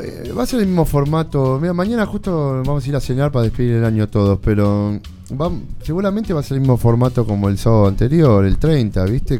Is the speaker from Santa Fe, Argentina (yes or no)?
no; Buenos Aires, Argentina; yo me crié en Lugano